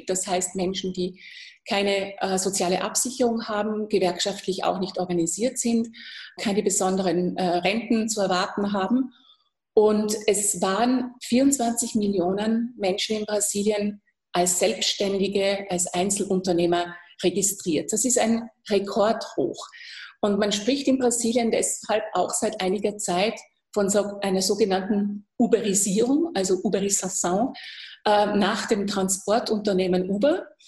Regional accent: Austria; das kann ich als Österreicherin durchaus verstehen

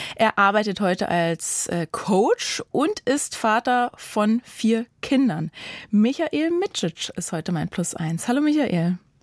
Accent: Germany; Bei uns in Deutschland

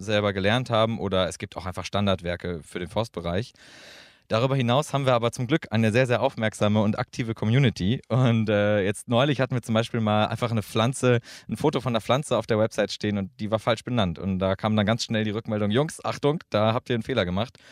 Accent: Münster, North Rhine-Westphalia, Germany; moved away as an adult; now in Göttingen, Germany; Ich komme aus Münster

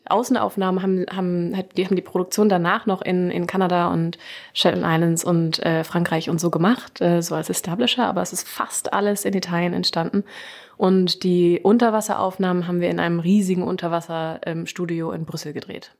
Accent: Germany; also born or lived in London; dass ich deutsch bin

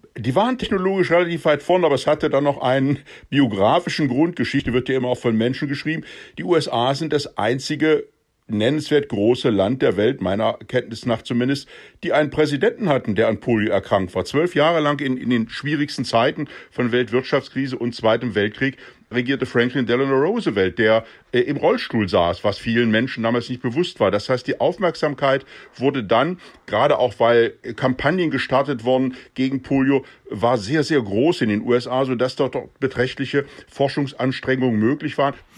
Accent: Düsseldorf, North Rhine-Westphalia, Germany; now in Washington, United States; ich bin aus Düsseldorf

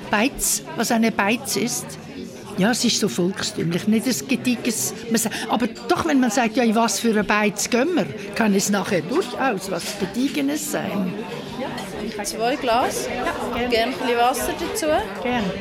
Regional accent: Zurich, Switzerland; ein bisschen auch Schaffhausern oder eben meine Muttersprache im Zürcher Weinland.

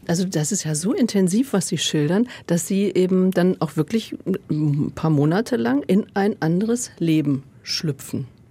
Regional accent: Germany; Ich bin 64 geboren in Westdeutschland

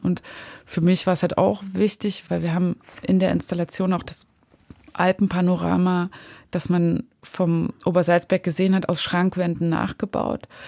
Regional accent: Zwickau, Saxony, Germany; moved away; da, wo ich aufgewachsen bin, in Zwickau und in der Nähe von Zwickau

